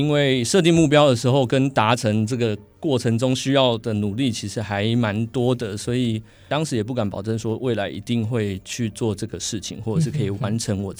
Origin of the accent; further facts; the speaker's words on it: Penghu County, Taiwan; now in Austria; 因为我小时候在澎湖的合唱风气其实非常的盛行